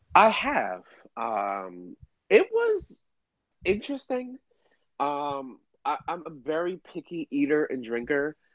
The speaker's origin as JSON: {"language": "English", "town": "Miami", "region": "Florida", "country": "United States", "said": "I'm from Miami"}